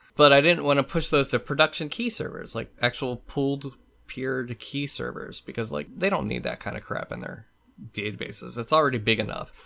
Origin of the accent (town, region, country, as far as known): United States